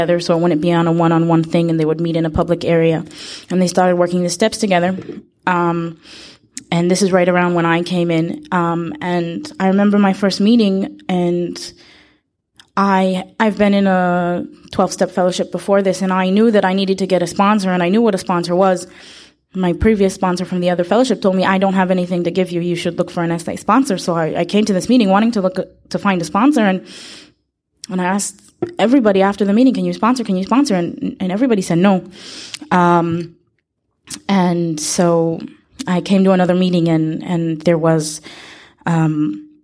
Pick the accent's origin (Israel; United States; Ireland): Israel; I'm from Israel